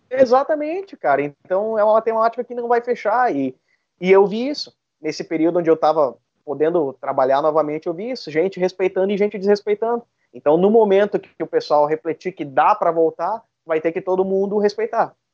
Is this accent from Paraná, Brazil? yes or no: no; Sapiranga, Rio Grande do Sul, Brazil; eu sou de Sapiranga